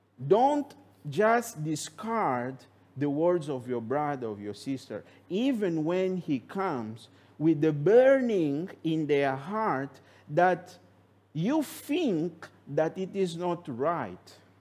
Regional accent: Angola; simply because that brother is from Angola, I am from Angola, then we can get together because we have the same culture.

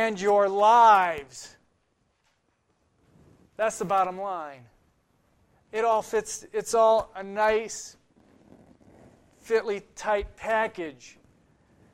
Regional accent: Ohio, United States; growing up in Ohio

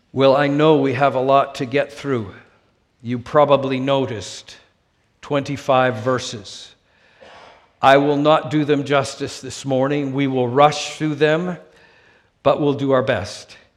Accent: Vancouver, British Columbia, Canada; moved away as an adult; also born or lived in Saskatchewan; now in United States; my hometown, Vancouver.

